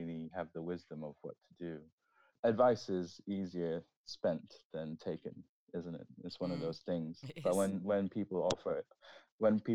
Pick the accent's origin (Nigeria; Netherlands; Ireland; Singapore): Singapore; moved away as an adult; also born or lived in London, United Kingdom; now in Berlin, Germany; I grew up raving in Singapore.